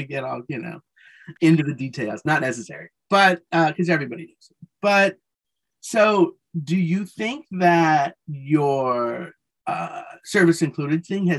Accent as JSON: {"language": "English", "town": "Denver", "region": "Colorado", "country": "United States", "tie": "born or raised there", "said": "Denver, my hometown."}